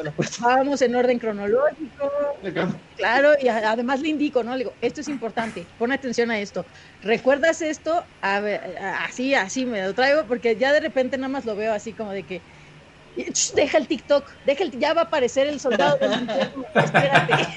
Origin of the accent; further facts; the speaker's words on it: Mexico; soy de México